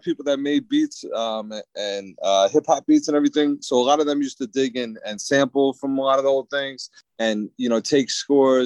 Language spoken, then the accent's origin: English; New Jersey, United States; I'm definitely from Jersey.